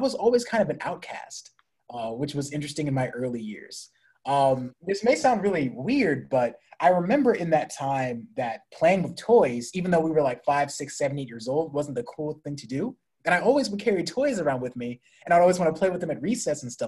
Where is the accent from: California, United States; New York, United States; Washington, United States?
California, United States; San Diego; moved away; I was born in San Diego, California to a great mother and father